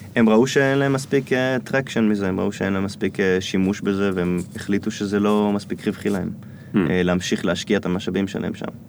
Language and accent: Hebrew; Israel; also born or lived in United States; אני ישראלי